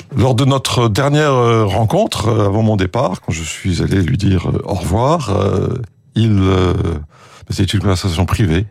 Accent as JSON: {"language": "French", "country": "France", "also_born_or_lived": "United Kingdom", "accent": "French", "moved": "as an adult", "said": "j'étais le français du groupe"}